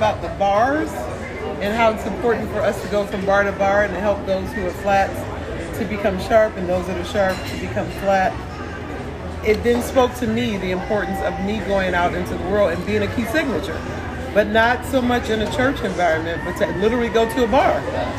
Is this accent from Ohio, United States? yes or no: yes; Toledo, Ohio, United States; moved away; I've lived in Toledo, Ohio. And I've lived away from Ohio, though, for a very long time, which is my hometown, my home city, home state.